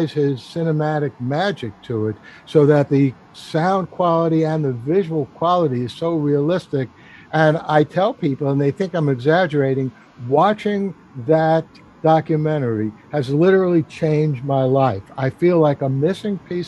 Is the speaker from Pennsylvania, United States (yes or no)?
no; New York City, New York, United States; as a New Yorker